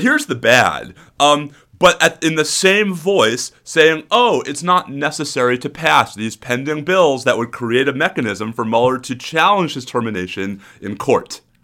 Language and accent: English; New York, United States; now in Austin, United States; I have a New Yorker stoicism.